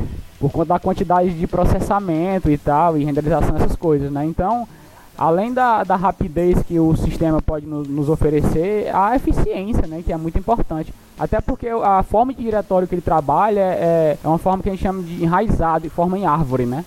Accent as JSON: {"language": "Portuguese", "town": "Maracanaú", "region": "Ceará", "country": "Brazil", "said": "eu sou de Ceará, né? Região metropolitana de Fortaleza, uma cidade, a segunda maior cidade do estado, denominada Maracanaú"}